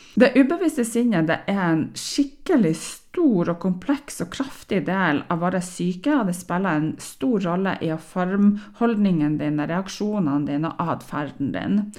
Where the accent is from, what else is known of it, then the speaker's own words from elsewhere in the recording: Northern Norway, Norway; Jeg er nordlending